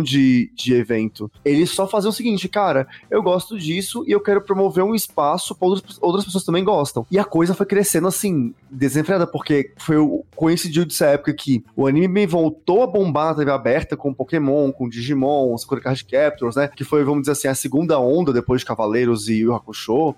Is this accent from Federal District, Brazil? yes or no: yes; Brasília, Federal District, Brazil; now in São Paulo, Brazil; Lá em Brasília, que é a minha cidade, de onde eu vim